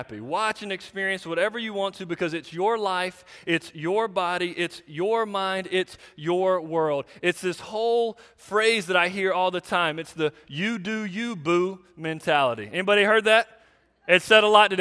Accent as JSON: {"language": "English", "country": "United States", "said": "we in America"}